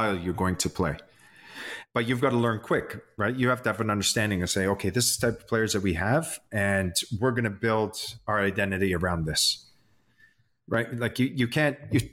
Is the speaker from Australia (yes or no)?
no; Canada; As Canadians